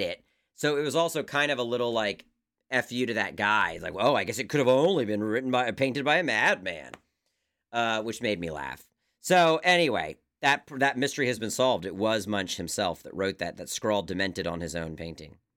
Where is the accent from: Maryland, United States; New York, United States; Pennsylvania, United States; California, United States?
Maryland, United States; my home state